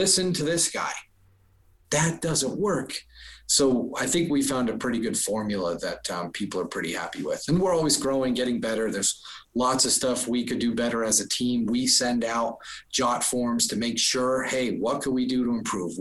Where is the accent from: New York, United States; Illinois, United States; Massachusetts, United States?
Massachusetts, United States; Boston; I'm from Boston